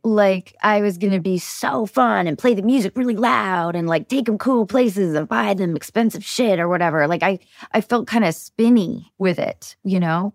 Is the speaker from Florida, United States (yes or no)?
no; north of Seattle, Washington, United States; I grew up north of Seattle